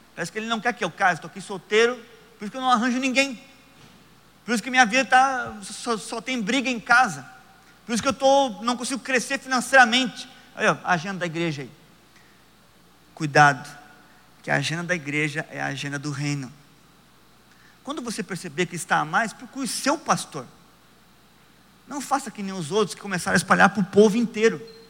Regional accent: Joinville, Santa Catarina, Brazil; moved away as an adult; now in Curitiba, Brazil; Eu moro em Curitiba. Eu nasci em Joinville. Trinta anos da minha vida eu estive em Joinville.

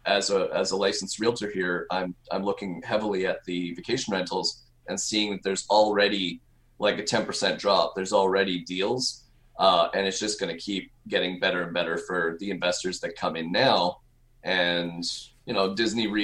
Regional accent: Canada; moved away as an adult; also born or lived in Edmonton, Canada / Montreal, Canada; now in Orlando, United States; I'm originally Canadian. Lived in Edmonton and then Montreal for many years.

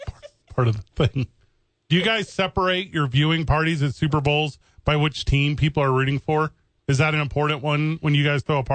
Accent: Midwest, United States; moved away; I'm from the Midwest.

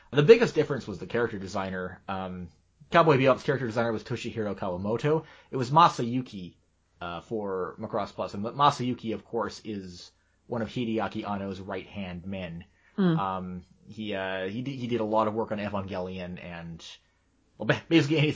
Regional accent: Japan; born there; I was born in Japan.

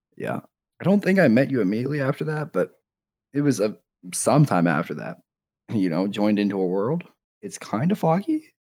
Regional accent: Canada; I'm from Canada

